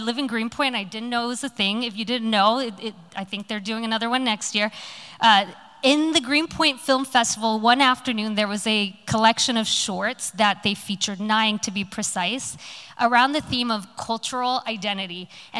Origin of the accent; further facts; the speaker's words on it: Hong Kong; now in Los Angeles, United States; So I grew up in overseas in Hong Kong. I spent many years of my life there. And then I moved to a tiny little town called Los Angeles after that.